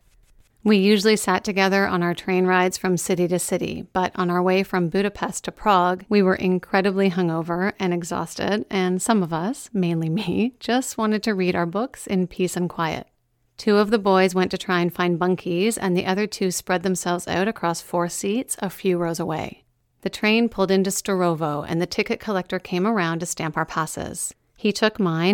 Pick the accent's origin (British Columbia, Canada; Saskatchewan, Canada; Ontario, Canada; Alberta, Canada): Ontario, Canada; Meaford; I talked about my hometown a lot even back then